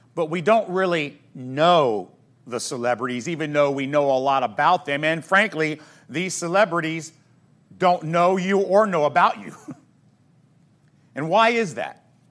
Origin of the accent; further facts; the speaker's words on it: United States; as American Christians